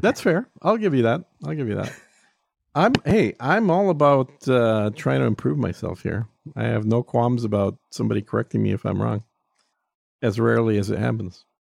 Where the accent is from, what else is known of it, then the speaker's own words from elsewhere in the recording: Texas, United States; I view it as a Texan